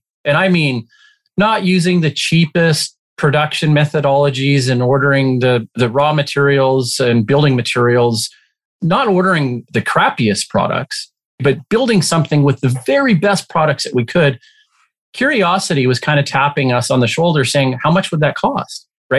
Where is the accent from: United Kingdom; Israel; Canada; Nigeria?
Canada; Alberta; And I came from Alberta, conservative oil, small version of Texas in Canada.